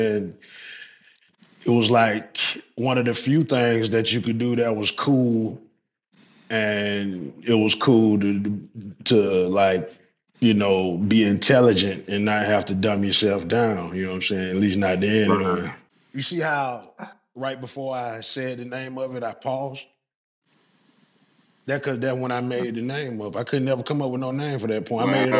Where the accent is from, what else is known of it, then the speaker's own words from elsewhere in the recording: Southern United States, United States; Southern, nigga. I ain't on no farm. You know what I'm saying? I'm from the South.